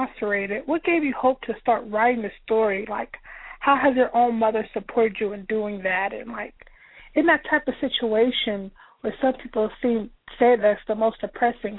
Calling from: California, United States; I'm calling from California

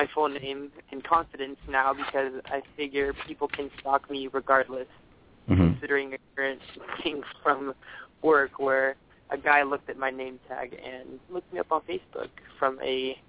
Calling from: Mountain View, California, United States; I'm calling from Mountain View.

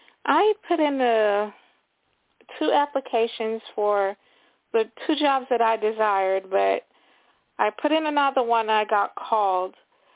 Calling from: Florida, United States; from Florida.

